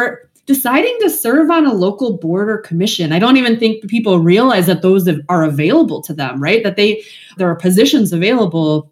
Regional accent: West Michigan, United States; moved away as an adult; also born or lived in New Jersey / Washington, D.C.; now in Northeast Ohio, United States; I'm originally from West Michigan, lived in New Jersey, lived in DC, kind of lived all over. Now that I'm in Northeast Ohio

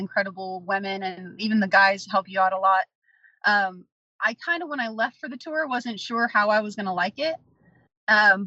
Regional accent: Midwest, United States; I'm from the Midwest

